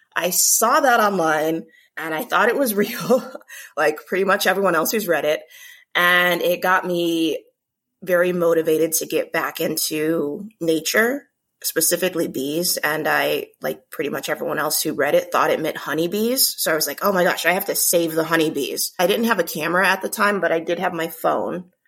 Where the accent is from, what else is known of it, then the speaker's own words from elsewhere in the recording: Omaha, Nebraska, United States; I'm from Omaha, Nebraska, originally born and raised